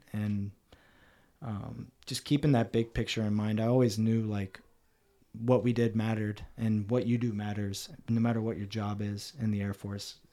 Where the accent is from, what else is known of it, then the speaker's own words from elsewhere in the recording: Cincinnati, Ohio, United States; moved away as an adult; also born or lived in Columbus, Ohio / Kadena; now in San Antonio, United States; I come from Cincinnati, Ohio, uh, hardworking Midwestern family.